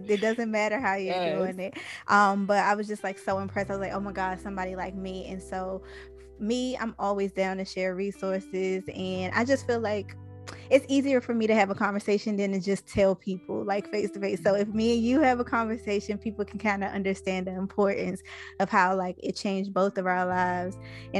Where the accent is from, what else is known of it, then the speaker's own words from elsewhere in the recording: Washington, District of Columbia, United States; now in Atlanta, United States; I'm actually from Anacostia. I live in Atlanta now.